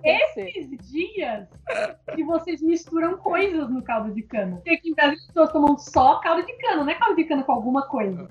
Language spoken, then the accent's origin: Portuguese; Brasília, Federal District, Brazil; also born or lived in Sobradinho; Agora eu tô morando em Sobradinho, que é uma cidade satélite, né? Cidade do entorno de Brasília, mas eu nasci em Brasília